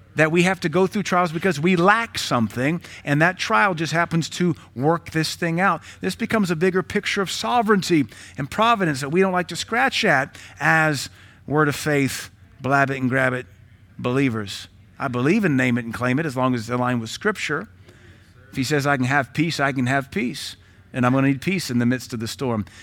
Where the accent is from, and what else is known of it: United States